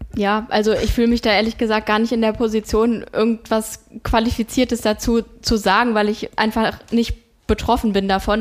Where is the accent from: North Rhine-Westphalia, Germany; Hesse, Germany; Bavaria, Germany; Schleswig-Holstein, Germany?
Hesse, Germany; Rodgau; also das ist äh, wirklich mein Heimatort